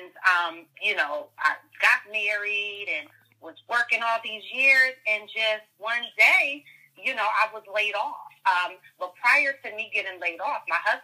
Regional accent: Bridgeport, Connecticut, United States; I am from Bridgeport, Connecticut

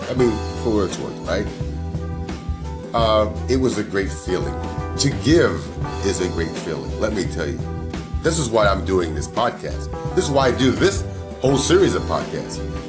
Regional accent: New York City, New York, United States; So I grew up there. I grew up in New York. It was lots of fun.

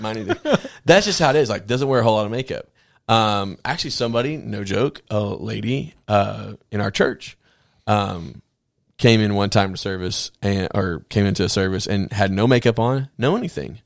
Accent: the South, United States; I'm from the South.

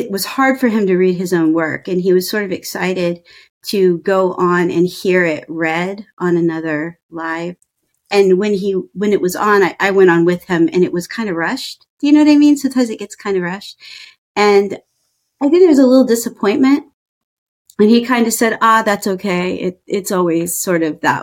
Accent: Ohio, United States; accent: Midwest; moved away as an adult; also born or lived in Indiana / East Coast / Chicago / New Hampshire; I grew up in Ohio. I went to school in Indiana.

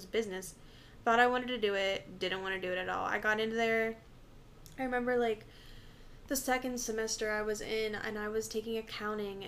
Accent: near Youngstown, Ohio, United States; I moved schools and went to, like, a larger, like, slightly larger little city just, like, outside of my hometown. And I freaking fell in love with the campus. It was Youngstown State University

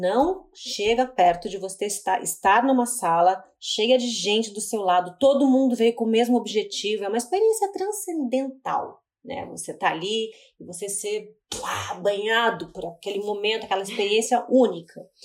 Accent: Curitiba, Paraná, Brazil; now in São Paulo, Brazil; eu sou de Curitiba, eu vivi boa parte da minha vida lá

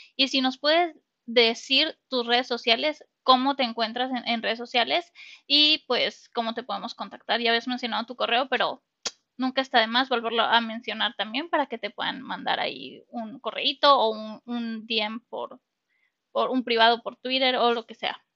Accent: Mexico; como mexicanos

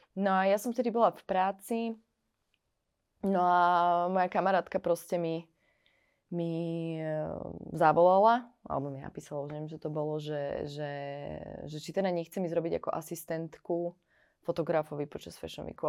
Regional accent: Trenčín, Trenčín Region, Slovakia; moved away as an adult; now in Paris, France; Odišla som odtiaľto, zo Slovenska som odišla po vysokej škole

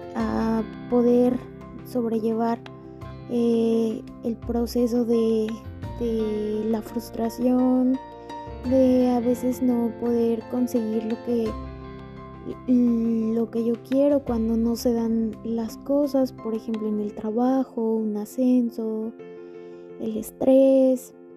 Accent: Mexico; soy de México

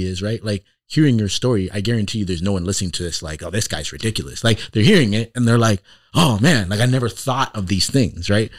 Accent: Toronto, Ontario, Canada; now in Iowa, United States; I grew up in Toronto in the city

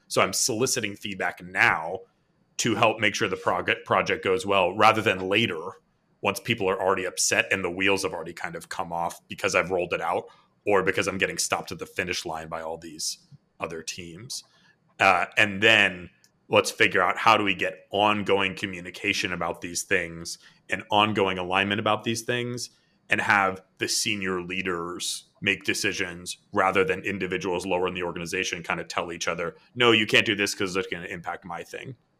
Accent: Boston, Massachusetts, United States; now in San Diego, United States; I'm from Boston

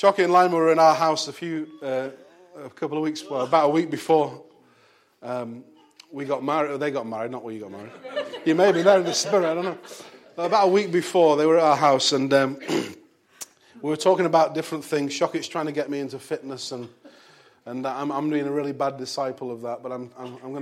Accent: Bolton, North West England, United Kingdom; back in my hometown

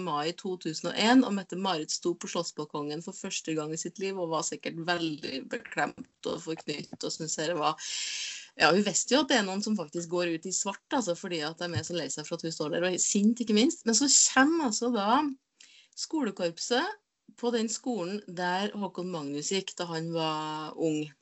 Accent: Trøndelag, Norway; Ja, jeg er trønder.

